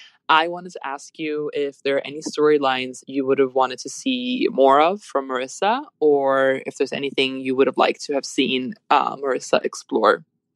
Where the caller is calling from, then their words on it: Sweden; I am calling in from Sweden.